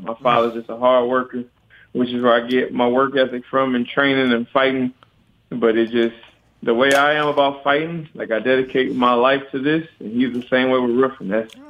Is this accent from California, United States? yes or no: no; Illinois, United States; I'm a country boy. I'm from Illinois on the farm